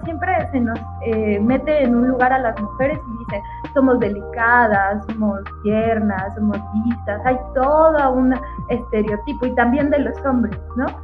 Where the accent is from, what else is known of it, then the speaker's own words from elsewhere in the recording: Mexico; como mujer mexicana, latinoamericana